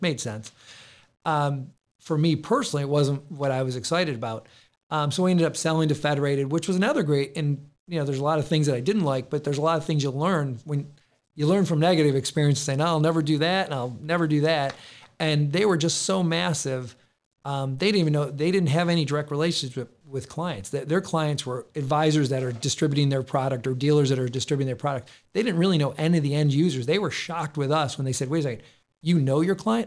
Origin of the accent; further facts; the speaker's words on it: Rochester, New York, United States; I was born and raised in Rochester